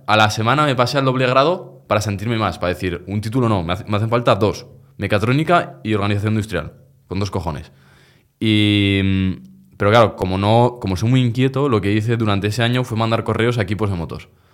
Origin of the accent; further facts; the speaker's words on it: Zaragoza, Aragon, Spain; Nací en Miralbueno, Zaragoza. Aquí yo soy yo toda la vida, del mismo barrio de Sergio